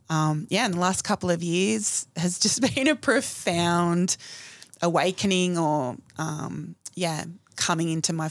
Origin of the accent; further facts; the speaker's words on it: New South Wales, Australia; I went back to my hometown. So I grew up in a rural country town in New South Wales.